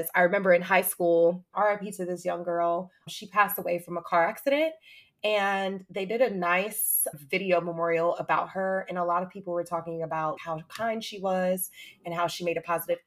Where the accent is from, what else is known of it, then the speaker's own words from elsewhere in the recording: Atlanta, Georgia, United States; also born or lived in Hampton, Virginia; I moved back to my hometown, shout out to Atlanta